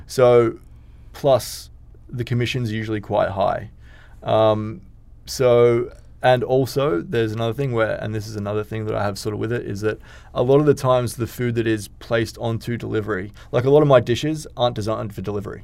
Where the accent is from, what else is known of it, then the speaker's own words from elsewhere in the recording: Australia; now in Dubai, United Arab Emirates; I'm from Australia.